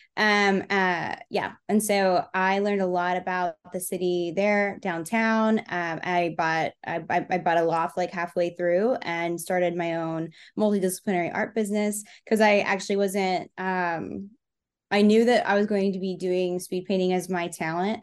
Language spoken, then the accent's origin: English; Texas, United States; moved away as an adult; now in Memphis, United States; I was born and raised in Texas, but I came to Memphis for art school